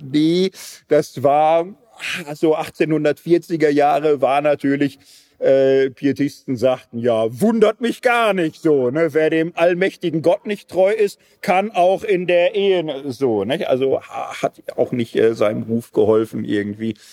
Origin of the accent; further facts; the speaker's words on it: Switzerland; Aber ist jetzt, wir sind Schweizer, hier muss keiner verhungern oder so.